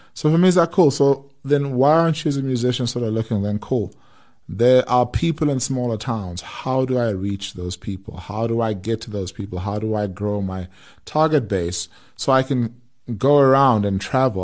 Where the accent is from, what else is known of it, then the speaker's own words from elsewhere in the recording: South Africa; as South African musicians